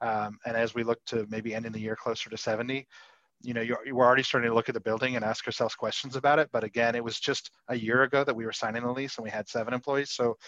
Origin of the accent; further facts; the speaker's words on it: Chicago, United States; also born or lived in Atlanta; you know, I'm from Chicago and Atlanta originally, and I haven't done half the things that, you know, you yourself would do, Niamh.